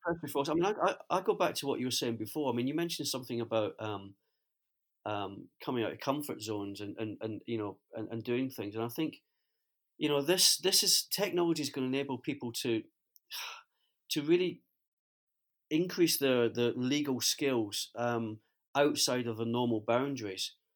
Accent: Scotland, United Kingdom; as a Scotsman

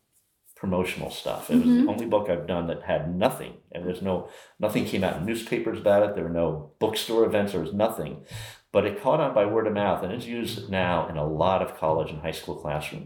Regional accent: Old Greenwich, Connecticut, United States; In old Greenwich, Connecticut.

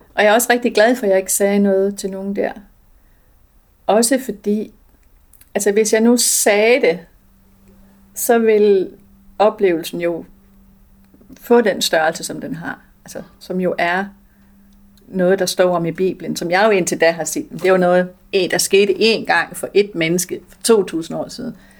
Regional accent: Denmark; jeg er født i Danmark

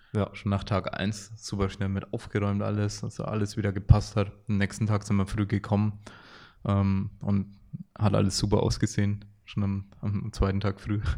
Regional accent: Franconia, Bavaria, Germany; Die äh, Frankenmentalität bei uns

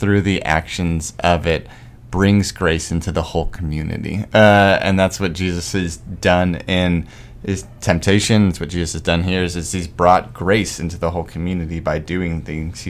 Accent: Arizona, United States; moved away; I'm from Arizona where there's no trees.

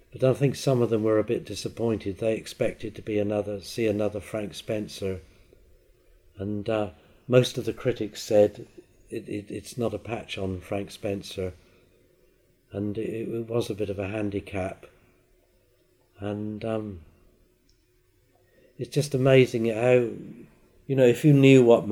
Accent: Isle of Wight, South East England, United Kingdom; I was born on the Isle of Wight and I've never left it.

